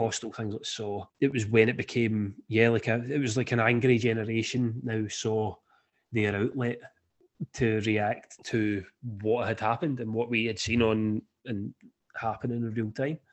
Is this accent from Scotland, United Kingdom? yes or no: yes; Scotland, United Kingdom; me being Scottish